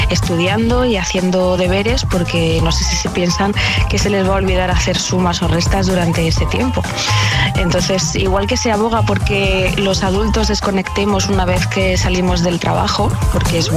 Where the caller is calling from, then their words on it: Murcia, Region of Murcia, Spain; Hola, buenos días. … de Murcia, de siempre.